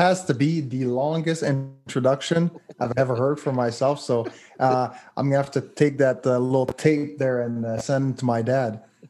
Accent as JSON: {"language": "English", "town": "Montreal", "region": "Quebec", "country": "Canada", "tie": "born or raised there", "said": "I grew up in Montreal. My parents immigrated from Haiti"}